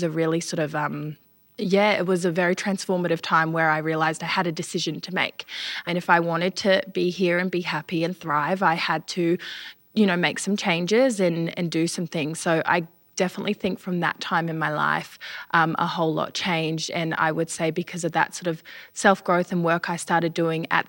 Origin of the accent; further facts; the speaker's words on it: New Zealand; now in Australia; I grew up in New Zealand, so I did travel back and forth to New Zealand a lot of the time